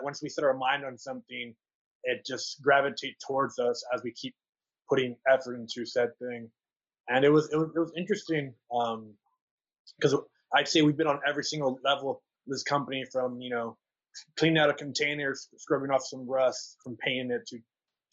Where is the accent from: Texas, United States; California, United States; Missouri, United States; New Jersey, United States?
Texas, United States; San Antonio; now in Austin, United States; we're both from the city of San Antonio, born and raised. I was raised on the west side of San Antonio